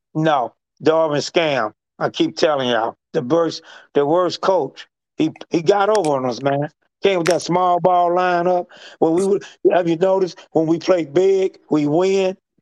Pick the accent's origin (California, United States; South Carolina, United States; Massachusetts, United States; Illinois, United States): Illinois, United States; East St. Louis; I'm from, uh, I'm from East Saint Louis